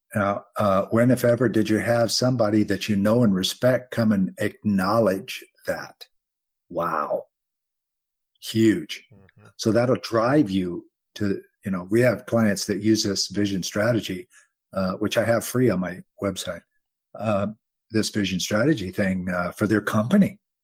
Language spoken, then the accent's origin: English; United States; I'm an American